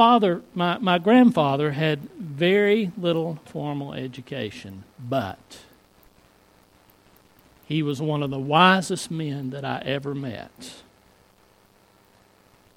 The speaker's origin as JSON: {"language": "English", "area": "Floyd County", "region": "Virginia", "country": "United States", "tie": "born or raised there", "said": "I grew up in Floyd County"}